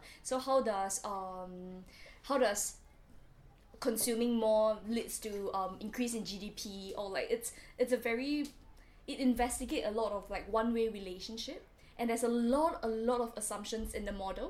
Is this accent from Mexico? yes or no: no; Singapore; moved away as an adult; also born or lived in Warwick, United Kingdom; now in London, United Kingdom; I am a master's student in UCL right now, doing social development practice, and I'm from Singapore.